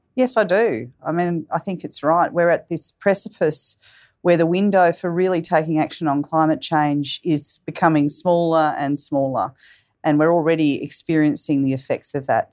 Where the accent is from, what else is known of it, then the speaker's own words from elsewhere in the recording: Canberra, Australian Capital Territory, Australia; as a young person, I grew up in Canberra.